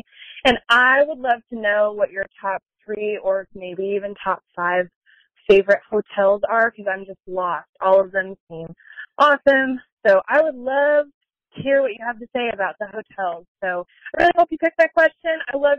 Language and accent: English; California, United States; now in Dallas, United States; from Dallas, Texas. I have spent a ton of time I grew up in California